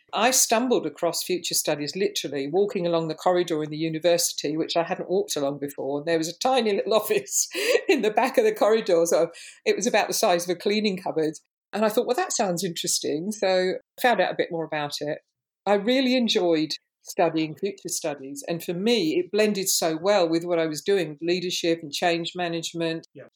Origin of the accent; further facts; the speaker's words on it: London, United Kingdom; Growing up in London in the 60s, I lived in areas of high racial tension and diverse forms of cultural expression.